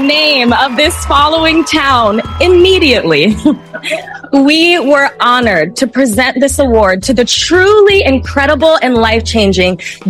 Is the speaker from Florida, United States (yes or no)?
yes; Florida, United States; my home state of Florida